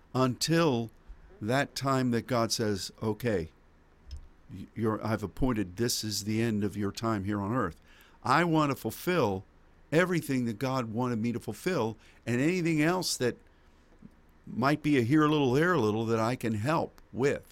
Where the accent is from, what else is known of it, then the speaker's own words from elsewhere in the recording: United States; as an American